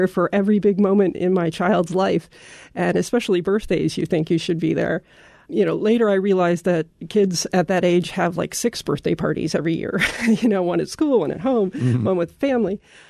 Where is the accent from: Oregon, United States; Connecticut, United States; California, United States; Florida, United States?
Oregon, United States; moved away as an adult; also born or lived in Germany; We moved to Germany from Oregon, basically because my husband's a scientist and he got a great offer for a short-term position there that actually turned out to be quite longer.